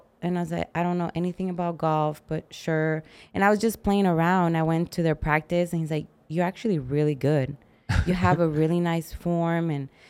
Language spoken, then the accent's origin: English; Arizona, United States; English is a second language; also born or lived in Mexico; I moved when I was 8 from Mexico. {S0} Right. {S1} So, I didn't know English. I grew up in Arizona.